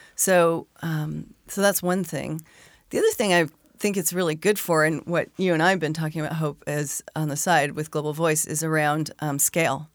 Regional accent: Arizona, United States; I grew up in Arizona.

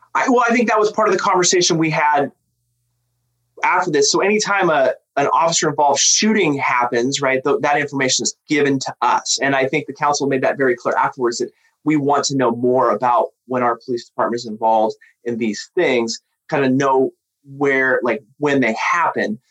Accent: Tacoma, Washington, United States; I grew up in South Tacoma. I mean, I'm a Lincoln alum, you know, so I, I grew up, you know, around, you know, in the South End

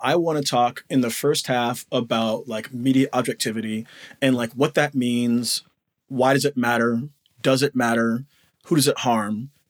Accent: United States; normally I say I'm an American teacher abroad, but actually I'm an American teacher right now in my in-laws' basement.

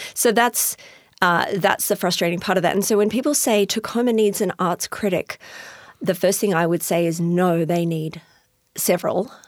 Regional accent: Australia; accent: Australian; moved away as an adult; also born or lived in Houston, Texas; now in Tacoma, United States; I'm originally from Australia, as you can hear from my accent

